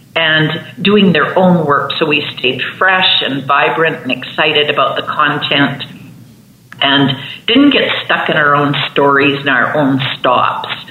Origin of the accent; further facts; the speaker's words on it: Swan River, Manitoba, Canada; I grew up in northern Manitoba in Canada